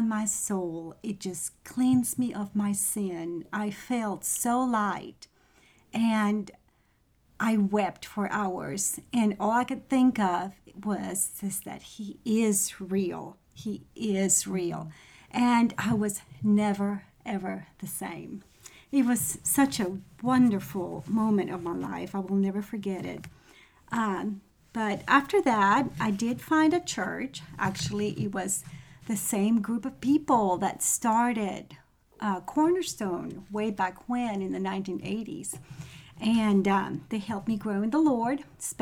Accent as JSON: {"language": "English", "country": "Venezuela", "moved": "yes", "lives_now": "Knoxville, United States", "said": "I am from Venezuela."}